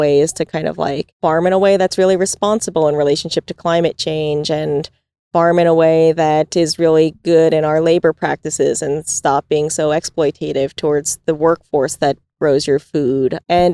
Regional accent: New York, United States; when I was growing up in New York, when I was a kid

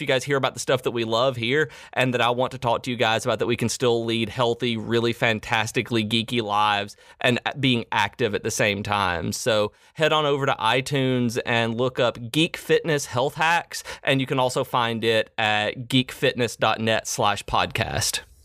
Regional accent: Middle Tennessee, United States; I grew up in Middle Tennessee

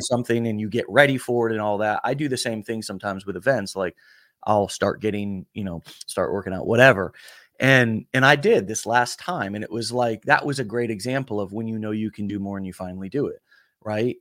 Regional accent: the South, United States; also born or lived in Alabama; I'm from the South

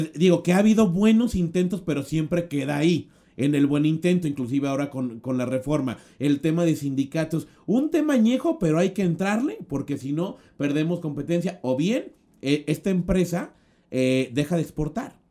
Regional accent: Mexico; como mexicanos

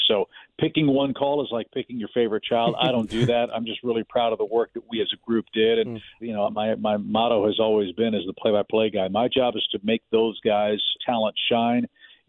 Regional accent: St. Louis, Missouri, United States; moved away; I grew up in West County

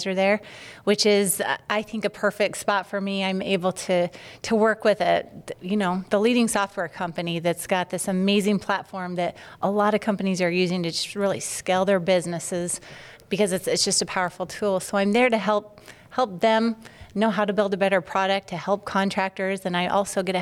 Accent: Utah, United States; I'm from Utah, born and raised there

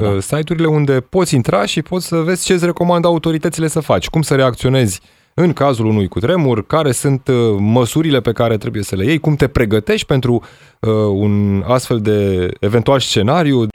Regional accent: Petroșani, Hunedoara County, Romania; din orașul natal, din Petroșani

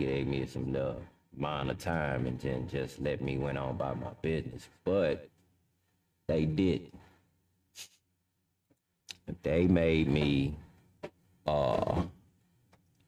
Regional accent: Houston, Texas, United States; also born or lived in Louisiana / California; I was born in Fifth Ward. I stayed in Fifth Ward when I was a baby, and then I moved to Lakewood, and then I grew up in Lakewood

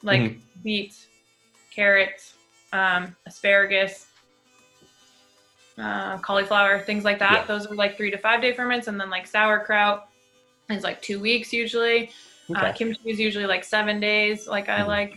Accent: Central Massachusetts, United States; moved away as an adult; also born or lived in Seattle; moving home to Massachusetts where we grew up

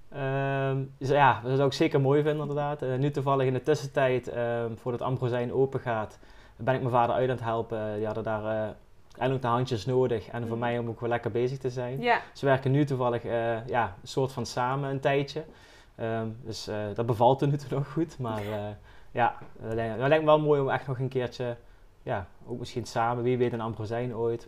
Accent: Valkenburg, Limburg, Netherlands; ik ben zelf uit Valkenburg

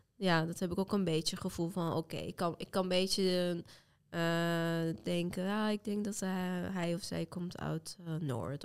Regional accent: Iran; first language Azerbaijani Turkish; Dutch is a second language; moved away as an adult; now in Netherlands; ik kom uit Turks sprekende deel van Iran. Dus eigenlijk mijn moedertaal is Turks

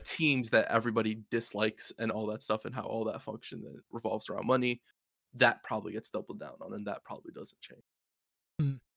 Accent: United States; As an American

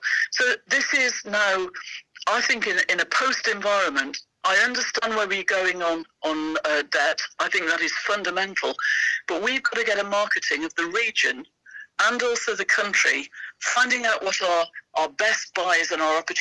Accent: Sheffield, Yorkshire and the Humber, United Kingdom; I come from Sheffield

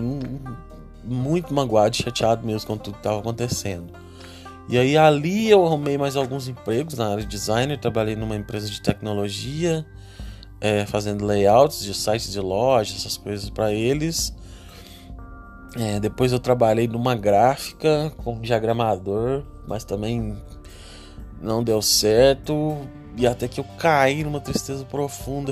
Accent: Três Pontas, Minas Gerais, Brazil; moved away as an adult; also born or lived in Varginha; now in Uberaba, Brazil; eu sou natural de uma cidade chamada Três Pontas, no sul de Minas

